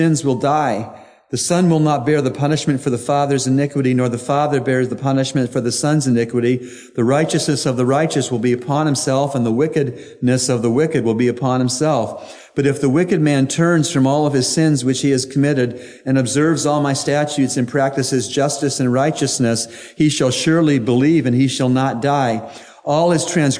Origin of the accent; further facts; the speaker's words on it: United States; I'm an American citizen